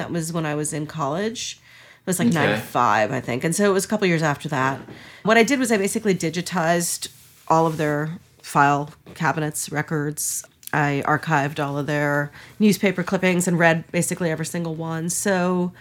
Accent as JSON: {"language": "English", "town": "Hastings-on-Hudson", "region": "New York", "country": "United States", "tie": "born or raised there", "said": "Mostly I grew up in Lower Westchester. So that's Hastings-on-Hudson"}